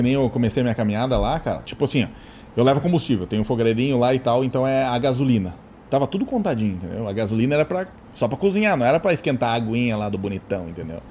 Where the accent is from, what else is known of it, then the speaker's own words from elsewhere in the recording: Santa Catarina, Brazil; also born or lived in Rio Grande do Sul; Eu sou, sou do Rio Grande do Sul, só que eu me considero mais catarina, né, cara? Eu só nasci no Rio Grande do Sul.